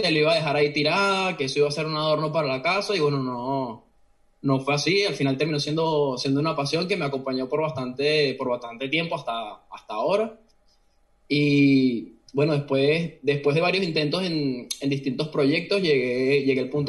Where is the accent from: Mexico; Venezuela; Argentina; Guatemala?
Venezuela; Caracas, Miranda; moved away as an adult; now in Oviedo, Spain; yo también crecí en, en Caracas, eh, principalmente en la zona de, del Marqués.